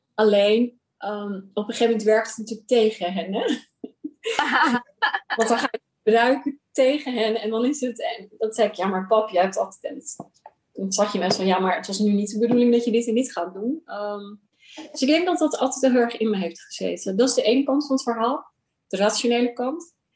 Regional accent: Rotterdam, South Holland, Netherlands; moved away as an adult; also born or lived in Pakistan; now in Amsterdam, Netherlands; ik ben opgegroeid in Rotterdam, geboren in Pakistan. En op mijn derde naar eh, Rotterdam verhuisd

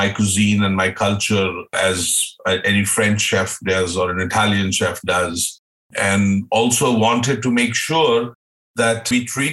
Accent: India; moved away as an adult; also born or lived in Austria; now in Vancouver, Canada; having been born, brought up in India

